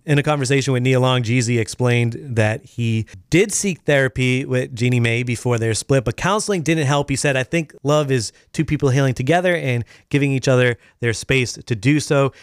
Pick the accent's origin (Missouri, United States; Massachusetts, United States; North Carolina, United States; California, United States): Massachusetts, United States; Boston; also born or lived in Los Angeles; now in Maine, United States; I was, like, the one Irish kid in the crew from Boston